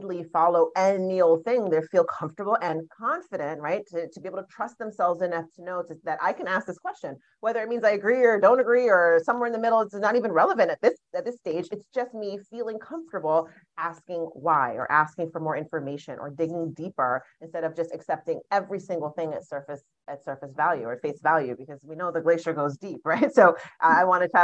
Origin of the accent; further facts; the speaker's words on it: Jamaica; growing up as a Jamaican child. So I was born in Jamaica. My parents are Jamaican.